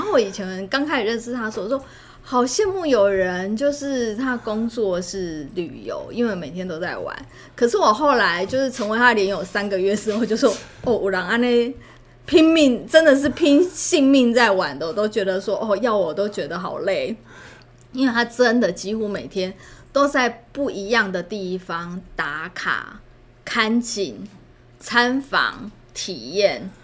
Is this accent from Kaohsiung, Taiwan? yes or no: no; Hualien County, Taiwan; moved away as an adult; now in Taipei, Taiwan; 我是花莲人，然后哼。所以我，我们家以前就从小就看到马路的，马路的对面就是海